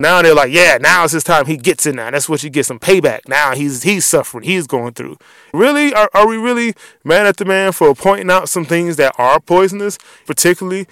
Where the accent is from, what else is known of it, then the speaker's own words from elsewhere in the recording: Washington, District of Columbia, United States; I grew up in Southeast D.C.